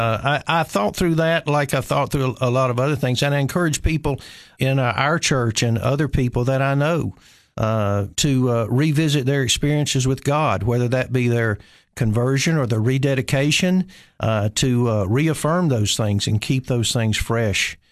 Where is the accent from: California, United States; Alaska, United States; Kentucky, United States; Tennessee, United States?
Tennessee, United States; Nashville; moved away as an adult; also born or lived in Cookeville, Tennessee; I'm originally from Nashville